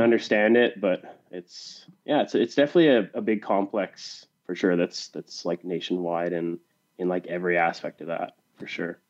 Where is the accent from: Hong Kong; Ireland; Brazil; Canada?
Canada; British Columbia; also born or lived in Pennsylvania; we're both from Canada